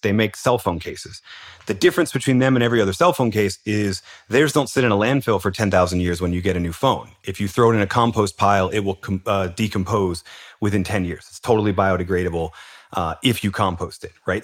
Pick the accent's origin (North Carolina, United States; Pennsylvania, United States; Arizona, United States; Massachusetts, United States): Pennsylvania, United States; Philadelphia; I'm from Philadelphia and we're the city of underdogs